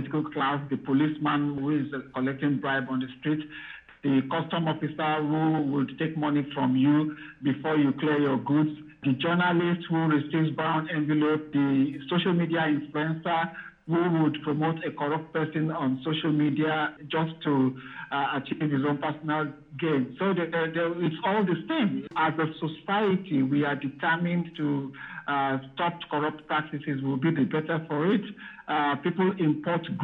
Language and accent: English; Nigeria; now in United Kingdom